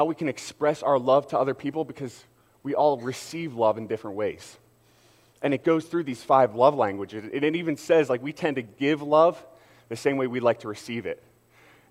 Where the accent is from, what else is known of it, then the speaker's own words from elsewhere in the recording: Philadelphia, Pennsylvania, United States; I got to represent my hometown